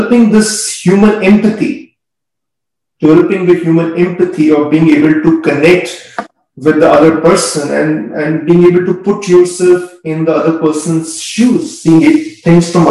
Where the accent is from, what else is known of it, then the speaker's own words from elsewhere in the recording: India; growing up in India